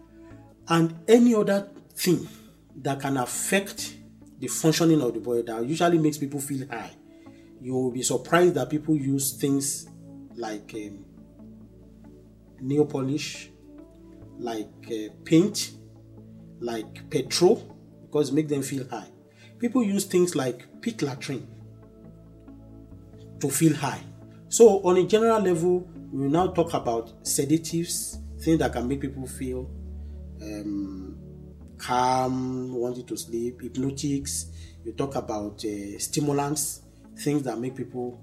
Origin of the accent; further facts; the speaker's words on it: Niger Delta, Nigeria; I come from the Niger Delta by origin